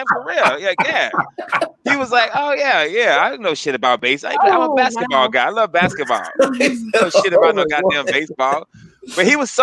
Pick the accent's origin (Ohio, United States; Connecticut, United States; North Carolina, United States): North Carolina, United States; Greensboro; also born or lived in Washington, D.C.; I'm from Greensboro. That's my hood